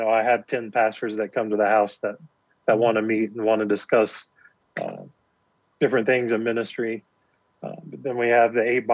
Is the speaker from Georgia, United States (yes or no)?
no; East Tennessee, United States; moved away as an adult; also born or lived in Decatur, Alabama; now in Kenya; I grew up in East Tennessee. I lived there for 20 years